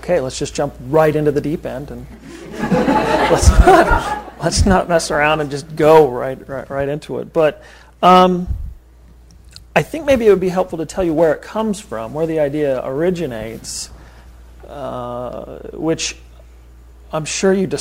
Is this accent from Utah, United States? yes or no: yes; Utah, United States; I was raised in about as conservative, conventional Mormon home world that you can think of. I'm from Utah